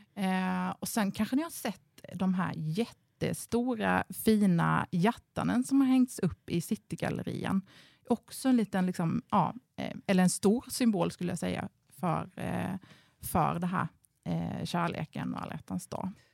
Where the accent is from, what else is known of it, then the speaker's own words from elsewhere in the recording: Ingelstad, Kronoberg County, Sweden; moved away as an adult; also born or lived in Ronneby, Sweden; now in Karlskrona, Sweden; Jag är faktiskt från Småland från början, mm. så att jag är inflyttad bleking.